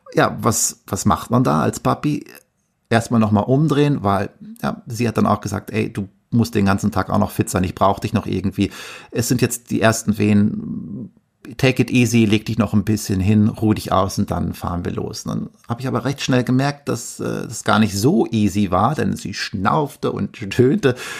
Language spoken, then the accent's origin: German; Verl, North Rhine-Westphalia, Germany; moved away as an adult; also born or lived in Bielefeld; gebürtiger Ostwestfale. Ich komme aus einem kleinen Dorf in der Nähe von Gütersloh, das da heißt Ferl.